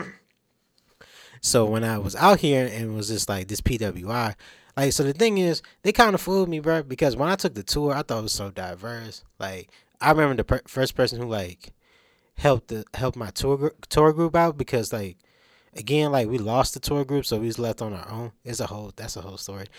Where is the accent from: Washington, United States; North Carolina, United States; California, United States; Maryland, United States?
North Carolina, United States; Durham; I'm from Durham, North Carolina, nine one nine